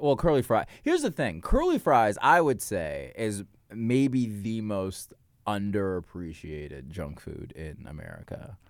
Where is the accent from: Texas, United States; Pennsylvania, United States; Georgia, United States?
Georgia, United States; Marietta; also born or lived in New York; now in Los Angeles, United States; Marietta, Georgia